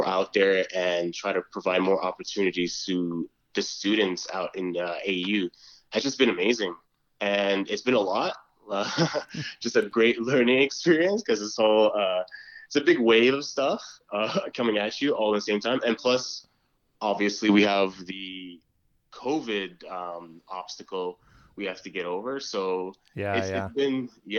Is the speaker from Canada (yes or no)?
yes; Calgary, Alberta, Canada; moved away as an adult; also born or lived in Jubail, Saudi Arabia; now in Edmonton, Canada; I grew up in Calgary, went to school here, up until college